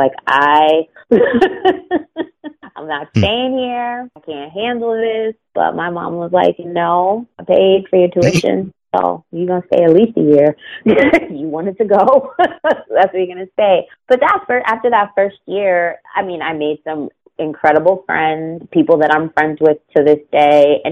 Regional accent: Pittsburgh, Pennsylvania, United States; moved away as an adult; also born or lived in Florida; growing up in Pittsburgh

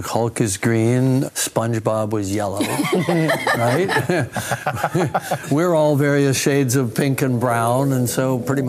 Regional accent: Ireland; As Irish people

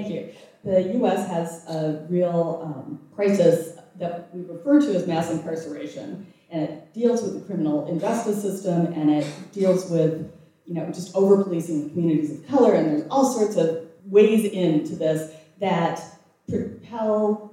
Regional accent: Minnesota, United States; I'm from Minnesota, we are not a marching people.

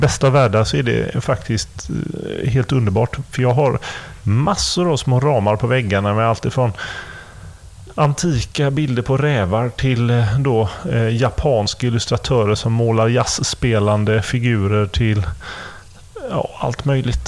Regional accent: Gothenburg, Västra Götaland, Sweden; som göteborgare

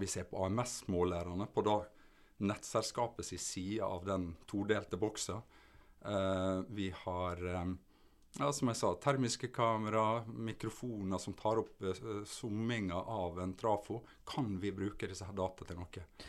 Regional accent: Sunnmøre, Møre og Romsdal, Norway; also born or lived in Vigra / Ålesund / Oslo; som sunnmøring så går du mye i fjella, Sunnmørsalpene

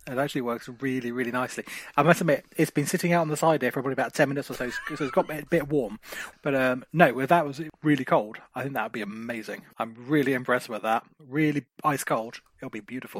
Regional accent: Margate, South East England, United Kingdom; I'm from Margate

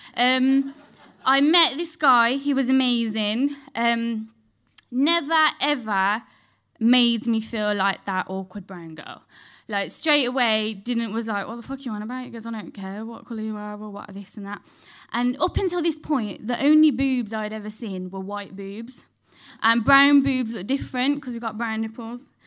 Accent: Dudley, West Midlands, United Kingdom; I grew up in Dudley, so, like, near Birmingham.

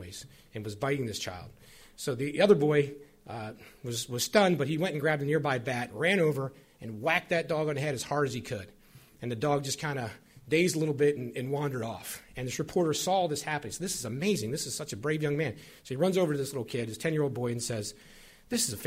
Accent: Western Maryland, United States; I was raised in Western Maryland

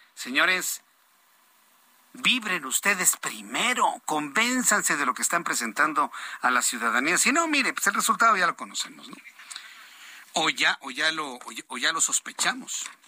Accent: Mexico; cómo somos los mexicanos? Somos una sociedad de costumbres

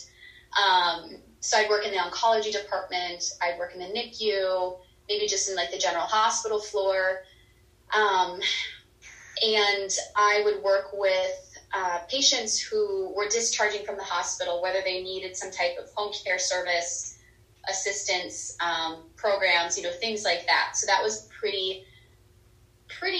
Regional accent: North Dakota, United States; moved away as an adult; now in Phoenix, United States; I am originally from North Dakota. I grew up there. I lived there for about 28 years of my life.

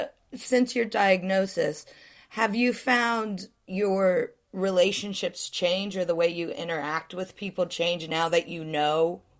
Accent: United States; I'm American.

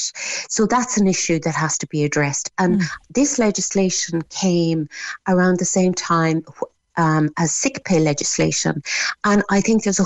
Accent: Ireland; also born or lived in France; I was kind of the Irish girl with the funny French accent

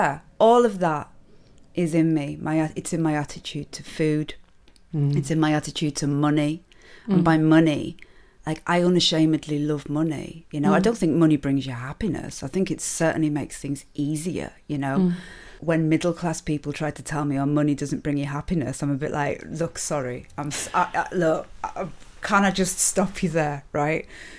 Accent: Carlisle, North West England, United Kingdom; It's still in my accent. It doesn't matter how much Radio 4 tried to knock that out of me. It's still in there. I grew up in... I have to always try to be sensitive when I talk about Carlisle and Curragh

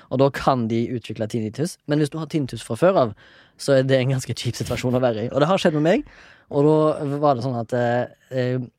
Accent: Haugesund, Rogaland, Norway; jeg kommer fra, fra Haugesund og har, kommer fra en sånn båtfamilie

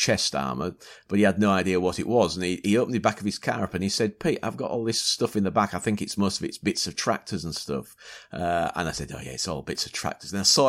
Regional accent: Yorkshire and the Humber, United Kingdom; accent: Yorkshire; I blame my Yorkshire.

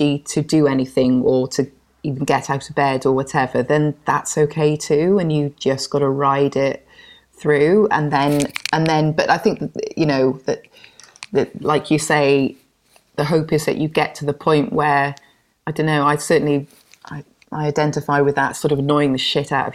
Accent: Penarth, Wales, United Kingdom; also born or lived in Spain; now in Cardiff, United Kingdom; I grew up in Pennar, just outside of Cardiff

